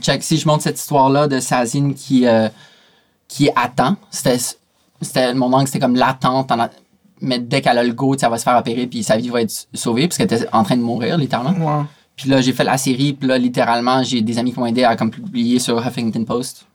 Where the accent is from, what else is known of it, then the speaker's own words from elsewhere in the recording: Canada; je viens du Canada